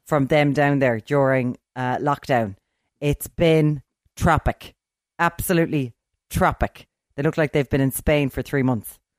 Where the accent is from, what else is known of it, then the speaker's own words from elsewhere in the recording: Limerick, Munster, Ireland; I'm from Limerick